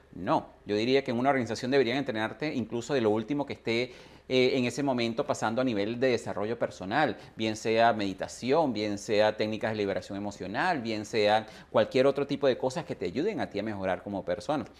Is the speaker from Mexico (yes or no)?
no; Venezuela; nací en Venezuela